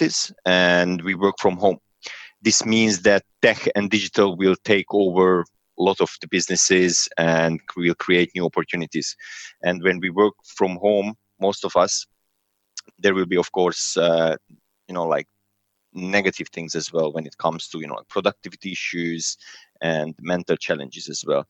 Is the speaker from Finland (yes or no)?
no; Serbia; moved away as an adult; now in London, United Kingdom; Originally, I'm from Serbia, but I'm Hungarian